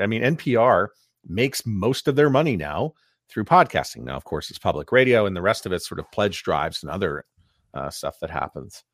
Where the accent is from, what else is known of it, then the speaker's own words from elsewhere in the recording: Montreal, Quebec, Canada; I'm from Montreal where, um, you know, I grew up listening on Shalom F M